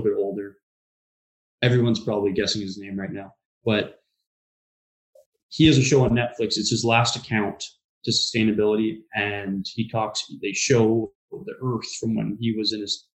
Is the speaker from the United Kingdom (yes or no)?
no; Vancouver, British Columbia, Canada; I can remember being 6 years old, driving down the streets in the downtown east side and seeing it, and I think we can definitely do better as Vancouverites, as British Columbians, as Canadians